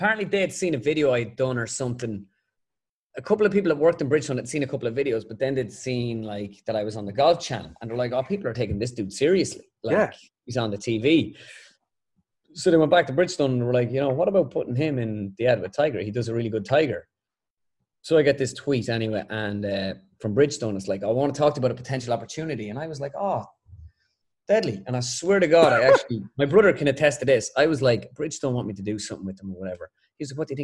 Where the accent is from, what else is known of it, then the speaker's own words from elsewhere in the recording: Ireland; back home in Ireland